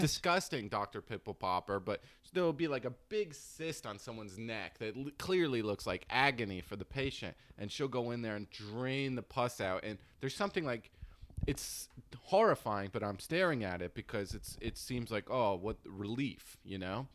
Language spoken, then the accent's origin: English; New Jersey, United States; I'm from New Jersey. I was from, like, a rural part